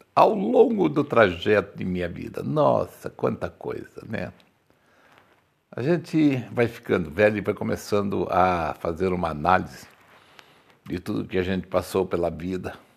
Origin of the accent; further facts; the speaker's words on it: Campinas, São Paulo, Brazil; Eu nasci no Cambuí, né? é, na Antônio Lapa. Quem conhece Campinas sabe onde é Antônio Lapa